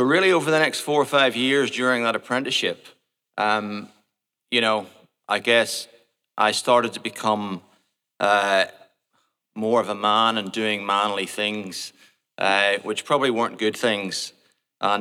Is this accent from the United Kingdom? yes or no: yes; Portadown, Northern Ireland, United Kingdom; moved away; also born or lived in Port Noarlunga, Australia; I was born in Portadown, which is a town in the north of Ireland, in 1973.